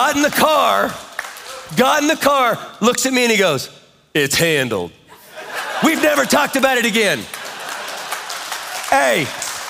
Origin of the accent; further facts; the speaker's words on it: Kansas, United States; I'm from Kansas